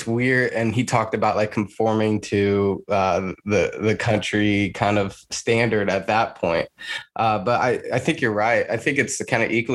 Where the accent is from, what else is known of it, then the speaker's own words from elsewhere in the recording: Rush County, Indiana, United States; I grew up in Rush County